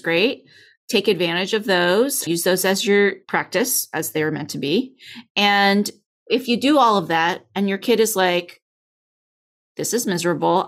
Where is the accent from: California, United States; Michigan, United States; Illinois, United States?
California, United States; I'm from California